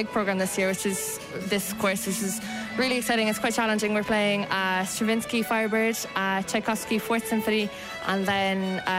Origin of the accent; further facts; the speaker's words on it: Cork, Munster, Ireland; I'm from Cork. I study in the Cork School of Music under Simon Aswell.